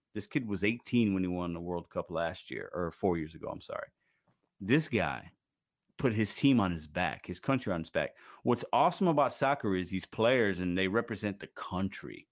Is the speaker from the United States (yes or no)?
yes; Chicago, Illinois, United States; I'm from Chicago